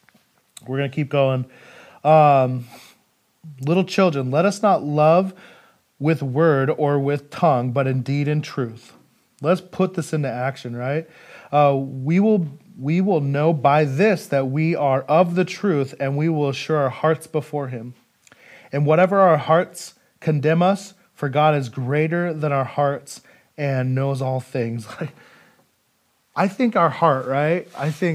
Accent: Idaho, United States; moved away as an adult; now in Federal Way, United States; I'm from Idaho

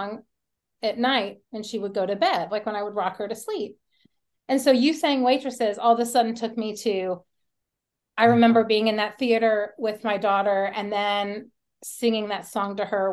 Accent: Kentucky, United States; now in Dallas, United States; I'm in Texas and I grew up in Kentucky

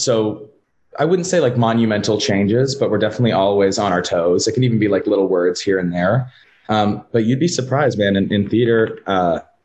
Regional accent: Sacramento, California, United States; moved away as an adult; also born or lived in Texas; born and raised in Sacramento.

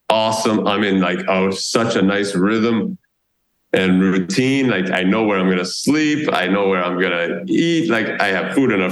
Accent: United States; moved away as an adult; now in Raleigh, United States; live in my home country

